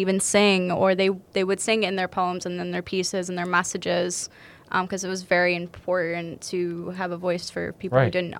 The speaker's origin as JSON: {"language": "English", "town": "Greensboro", "region": "North Carolina", "country": "United States", "tie": "born or raised there", "moved": "yes", "said": "the area where I grew up in Greensboro, North Carolina."}